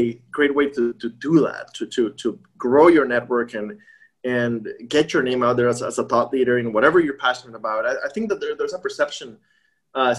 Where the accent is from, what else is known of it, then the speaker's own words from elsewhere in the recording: Costa Rica; moved away; also born or lived in Midwest; I'm from Costa Rica.